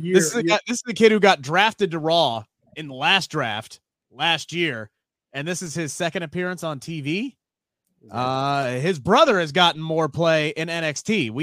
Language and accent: English; Cincinnati, Ohio, United States; I'm from Cincinnati.